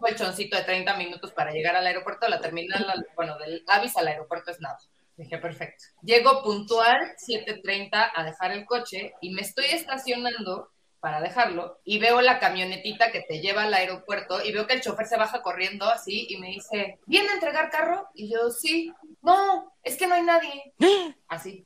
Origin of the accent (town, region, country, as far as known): Mexico City, Mexico; accent: chilango